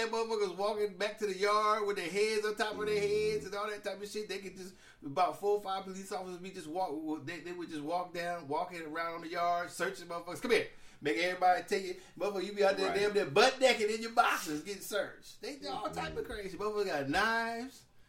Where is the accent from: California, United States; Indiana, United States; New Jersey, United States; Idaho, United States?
California, United States; Oakland; moved away; also born or lived in Alaska / Texas; I'm really from Oakland, California, because that's a known spot